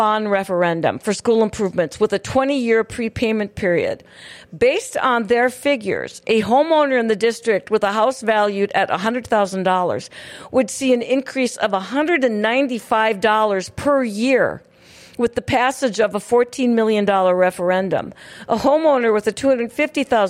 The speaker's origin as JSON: {"language": "English", "town": "Hillsboro", "region": "North Dakota", "country": "United States", "tie": "born or raised there", "said": "currently in my hometown of Hillsboro"}